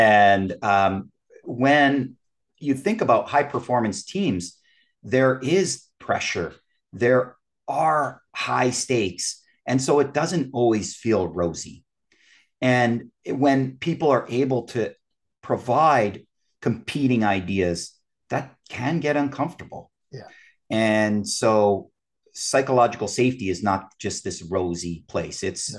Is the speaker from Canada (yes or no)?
yes; Canada; I'm a Canadian.